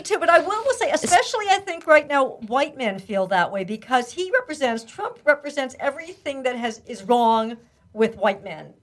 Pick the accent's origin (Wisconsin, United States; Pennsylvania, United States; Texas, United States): Pennsylvania, United States; moved away; the town I grew up in in Pennsylvania